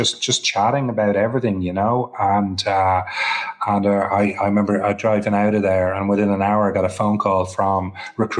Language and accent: English; Ireland; also born or lived in Copenhagen, Denmark; Was I going to stay in Denmark and root down in Copenhagen or move back to Ireland